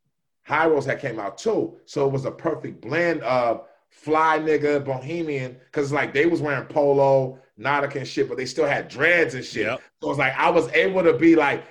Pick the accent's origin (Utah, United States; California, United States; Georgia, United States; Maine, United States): California, United States; Northern; I'm from Northern Cali